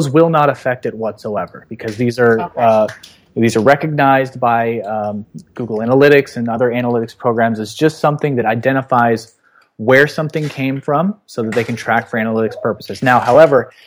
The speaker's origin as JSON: {"language": "English", "town": "Los Angeles", "region": "California", "country": "United States", "tie": "born or raised there", "said": "my hometown, Los Angeles"}